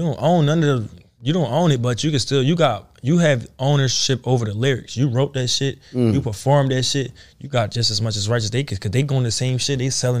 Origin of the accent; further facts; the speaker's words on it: Philadelphia, Pennsylvania, United States; I'm coming from Philly. I'm fucked up. I'm from the trenches, bro.